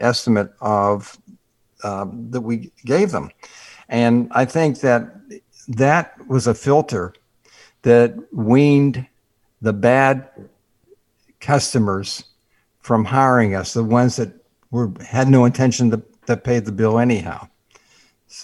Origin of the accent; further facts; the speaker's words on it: Pittsburgh, Pennsylvania, United States; moved away; I grew up in Pittsburgh where we had several feet of snow every year